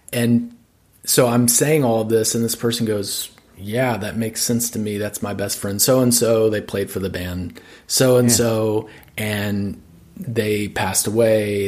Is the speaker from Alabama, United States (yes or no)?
yes; Birmingham, Alabama, United States; now in Nashville, United States; growing up in the South